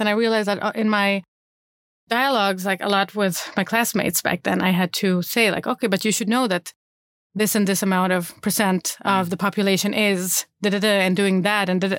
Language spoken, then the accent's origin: English; Malmö, Skåne, Sweden; I grew up in Rosengård in Malmö with parents.